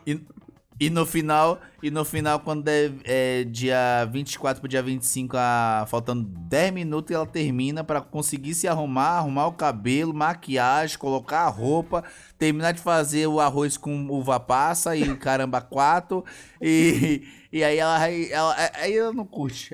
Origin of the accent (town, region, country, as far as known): Brazil